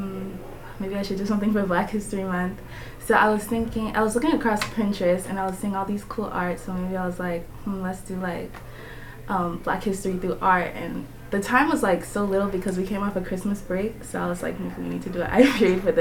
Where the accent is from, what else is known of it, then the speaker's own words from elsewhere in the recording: Bahamas; now in Rome, United States; I'm from the Bahamas.